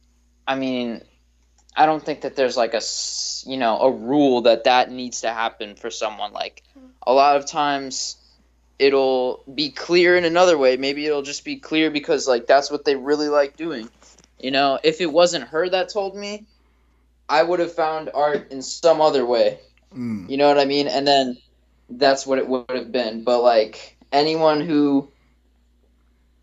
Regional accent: South Florida, United States; I'm from South Florida

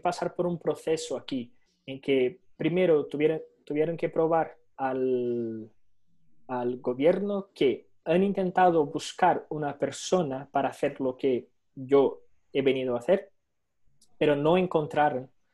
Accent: Brazil; Spanish is a second language; moved away as an adult; now in Spain; no soy europeo, soy brasileño, mi único pasaporte es, el brasileño

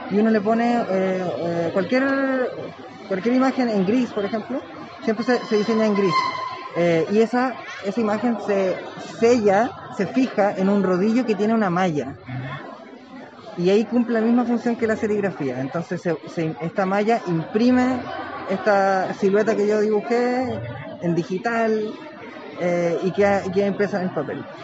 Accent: Valparaíso, Chile; yo soy de Valparaíso

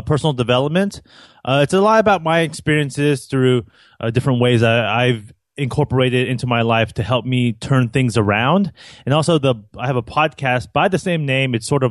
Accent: United States; also born or lived in Jacksonville, Florida; my parents are from Taiwan, but I grew up here in the United States.

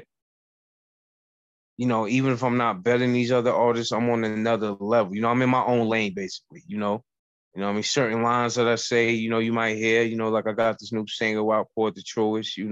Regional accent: New York City, New York, United States; also born or lived in Bronx, New York; I'm from the Bronx, but I was raised in Harlem. And I also was born in Harlem

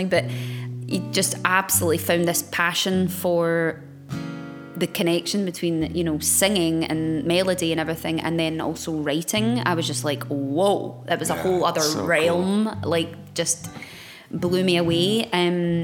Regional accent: Glasgow, Scotland, United Kingdom; I was born back in Glasgow many moon ago.

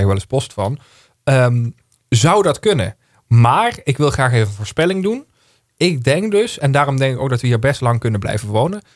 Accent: Heerlen, Limburg, Netherlands; moved away as an adult; also born or lived in Breukelen; ik ben ook geboren in Heerlen in het ziekenhuis. Eh, daar heel lang in hetzelfde huis gewoond

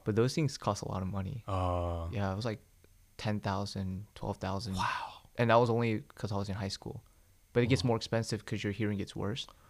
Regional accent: Smyrna, Georgia, United States; also born or lived in South Korea; I was born in Korea. I came to Georgia when I was 5 uh-huh. but we lived in Smyrna

